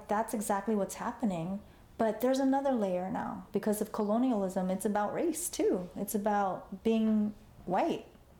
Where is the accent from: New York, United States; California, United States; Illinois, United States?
California, United States; Los Angeles; also born or lived in Cambodia; And I grew up in Chinatown, you know, that's where I grew up. And I went to school there